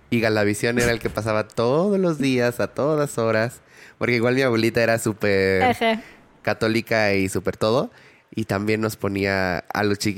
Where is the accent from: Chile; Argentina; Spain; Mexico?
Mexico; Ciudad Valles, San Luis Potosí; Ciudad Valles, de donde yo soy realmente.